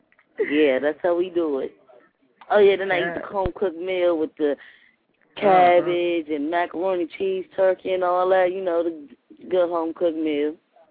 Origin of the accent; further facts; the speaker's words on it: Trinidad & Tobago; {S1} Oh, {S6} I'm from Trinidad.